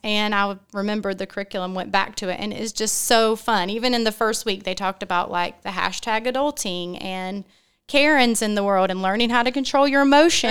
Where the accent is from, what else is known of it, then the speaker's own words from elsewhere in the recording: Wilmington, United States; I'm from Wilmington